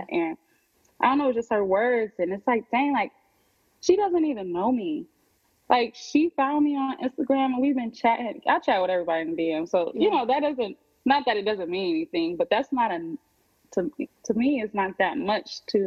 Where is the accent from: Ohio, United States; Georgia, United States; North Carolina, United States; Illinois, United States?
Ohio, United States; moved away as an adult; also born or lived in Miami; now in Atlanta, United States; I'm from Ohio. I moved away when I was 18